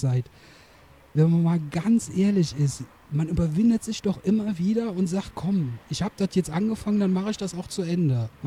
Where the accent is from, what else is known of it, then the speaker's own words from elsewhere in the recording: Düren, North Rhine-Westphalia, Germany; liebe Zuhörerinnen, Zuhörer, ihr wisst das, ich komme aus Düren